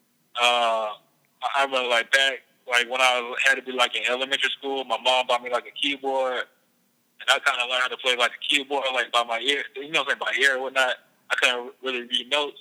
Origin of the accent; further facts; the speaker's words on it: Georgia, United States; I was growing up in Georgia. So I was like the only dude like down south listening to like up north music